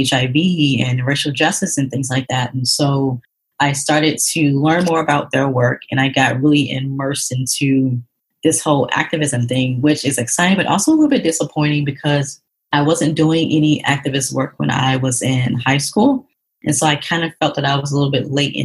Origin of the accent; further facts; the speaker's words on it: Atlanta, Georgia, United States; moved away as an adult; also born or lived in New York; That was my first time actually leaving the state of Georgia, because that's where I'm originally from. I'm from Atlanta